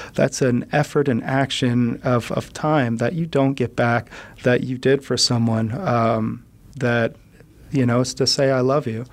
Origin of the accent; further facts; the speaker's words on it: United States; I'm American